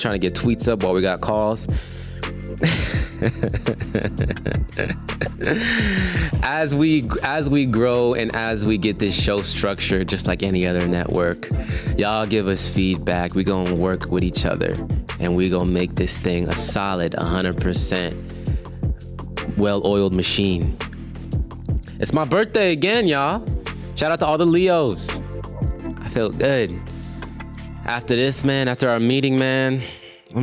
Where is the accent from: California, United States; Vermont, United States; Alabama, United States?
California, United States; Hesperia; my hometown of Hesperia, California